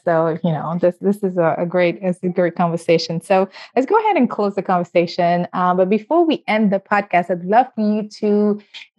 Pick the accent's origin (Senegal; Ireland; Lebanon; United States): Senegal; moved away; originally I'm from West Africa and Senegal